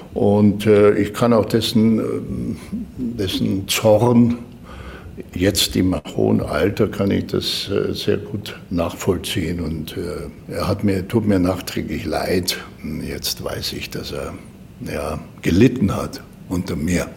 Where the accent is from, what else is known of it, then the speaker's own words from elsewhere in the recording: Germany; als Deutscher